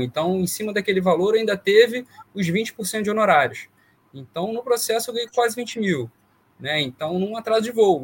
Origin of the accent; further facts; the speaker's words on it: Vassouras, Rio de Janeiro, Brazil; moved away as an adult; eu sou do interior do Rio, de Vassouras, e vim para o Rio fazer faculdade.